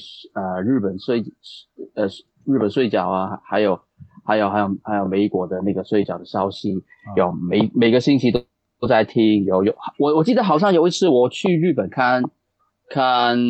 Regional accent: Hong Kong; 我就是一直在香港长大，

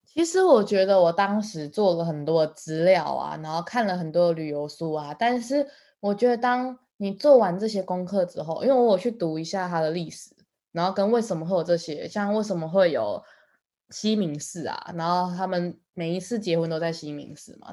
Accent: Taiwan; 我在台湾在学英文的时候

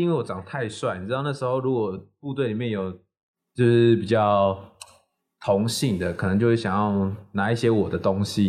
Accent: Chiayi, Taiwan; 我们老家在那个嘉义

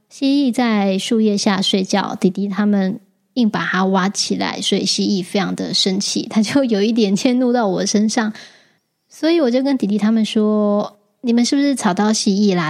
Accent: Taichung, Taiwan; moved away; 回了台中，我老家

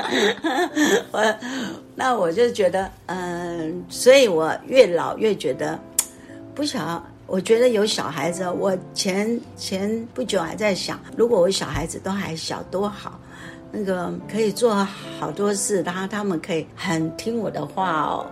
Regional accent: Taiwan; 就像我们台湾人啊

